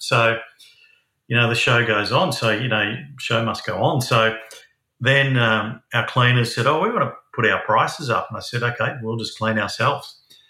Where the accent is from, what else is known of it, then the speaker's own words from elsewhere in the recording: Sydney, New South Wales, Australia; moved away as an adult; also born or lived in Newcastle, Australia; now in Hunter Valley, Australia; Actually, I grew up in Sydney, and then moved to Newcastle after I got a lot of experience in pubs in Sydney. Yeah, so I've been here for over 20 years now.